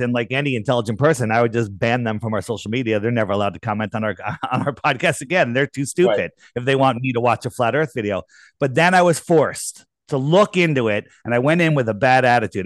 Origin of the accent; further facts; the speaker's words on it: East Coast, United States; I grew up on the East Coast